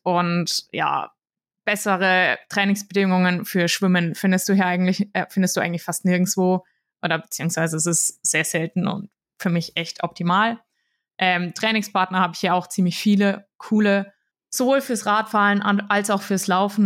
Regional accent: Würzburg, Bavaria, Germany; ich komme aus Würzburg, bin hier aufgewachsen

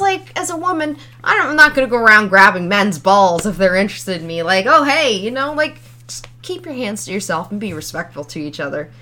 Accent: Ontario, Canada; I was from Ontario

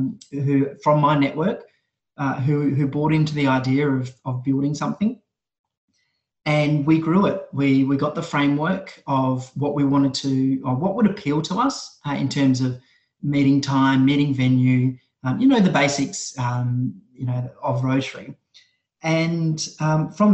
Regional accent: Perth, Western Australia, Australia; my hometown of Perth

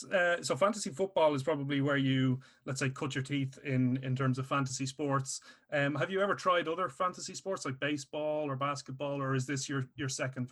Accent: Dublin, Leinster, Ireland; I'm from Dublin, Ireland. We don't even have an ice rink in this country

